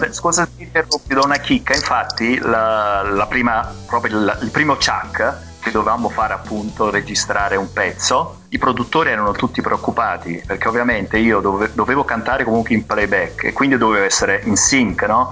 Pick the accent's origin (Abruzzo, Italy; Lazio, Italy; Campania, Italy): Campania, Italy; Naples; sono napoletano